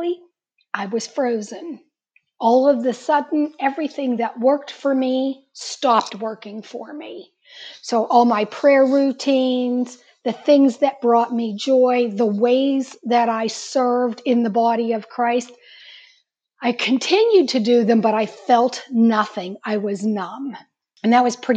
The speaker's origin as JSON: {"language": "English", "town": "Pittsburgh", "region": "Pennsylvania", "country": "United States", "said": "I am from Pittsburgh"}